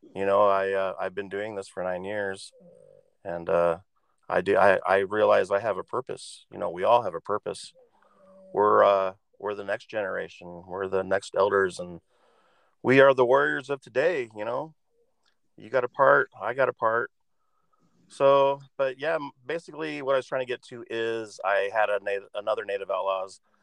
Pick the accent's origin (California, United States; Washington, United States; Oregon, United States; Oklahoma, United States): Oregon, United States; I grew up here in Oregon